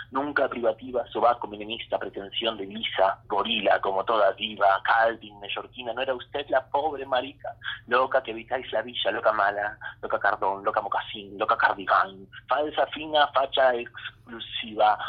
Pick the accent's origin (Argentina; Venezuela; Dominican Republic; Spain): Argentina; Olavarría, Buenos Aires Province; Yo crecí en Olavarría, desde donde te hablo